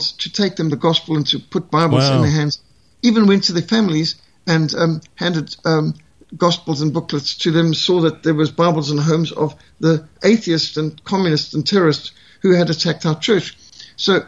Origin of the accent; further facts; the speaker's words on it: South Africa; I'm South African